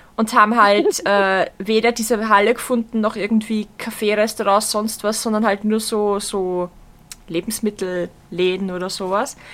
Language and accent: German; Vienna, Austria; bei uns in Wien